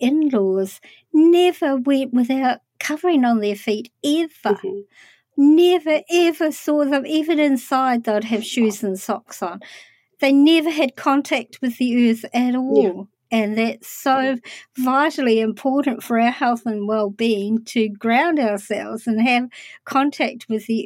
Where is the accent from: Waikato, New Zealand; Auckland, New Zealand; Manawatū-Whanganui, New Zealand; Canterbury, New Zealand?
Manawatū-Whanganui, New Zealand; Palmerston North; I lived in a town called Palmerston North as a kid